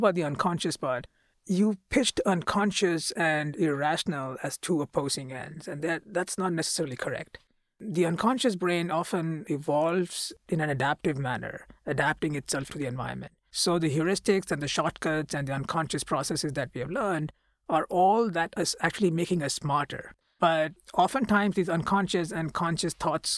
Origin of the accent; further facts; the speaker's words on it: India; moved away as an adult; now in United States; I come from India